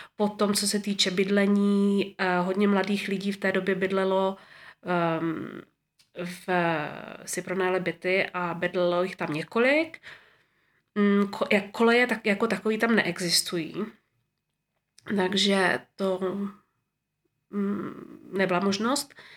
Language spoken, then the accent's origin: Czech; Moravská Třebová, Pardubice Region, Czechia; moved away as an adult; also born or lived in Prague; now in Zurich, Switzerland; jsem se narodila v roce sedmdesát šest v Moravské Třebové